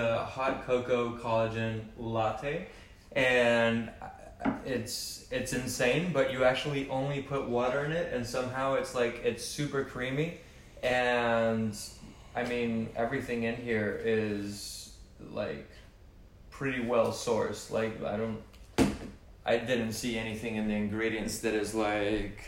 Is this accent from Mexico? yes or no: yes; Mexico; also born or lived in Houston, United States; now in Los Angeles, United States; I was born in Houston. I was raised in Mexico my whole life. And now I am based